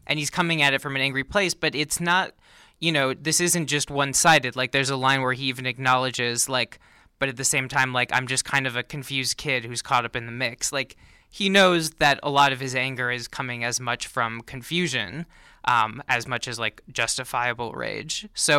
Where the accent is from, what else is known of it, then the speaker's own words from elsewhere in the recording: Minnesota, United States; but I'm originally from Minnesota